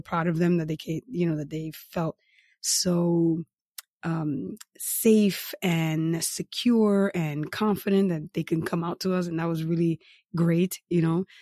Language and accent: English; New York City, New York, United States; I'm from New York City, so beach towns are vacations to me